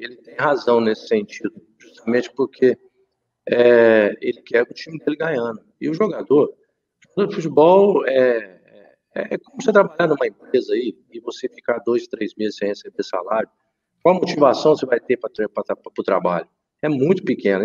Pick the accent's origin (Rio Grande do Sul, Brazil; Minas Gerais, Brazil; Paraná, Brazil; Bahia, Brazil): Minas Gerais, Brazil; also born or lived in interior of São Paulo / Lisbon, Portugal; apesar de ser mineiro